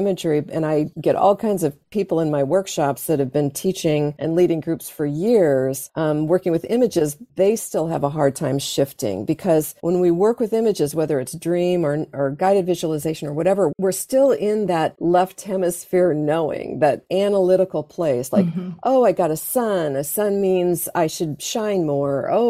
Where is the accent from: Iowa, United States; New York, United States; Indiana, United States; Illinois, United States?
Iowa, United States; growing up in Iowa, farming community is very much about farming and fields and earth and soil.